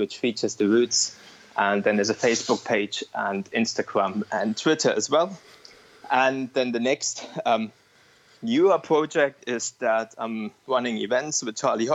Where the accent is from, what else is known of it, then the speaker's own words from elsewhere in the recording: East Germany, Germany; moved away as an adult; now in Edinburgh, United Kingdom; I grew up in East Germany and I speak Russian, not great any longer.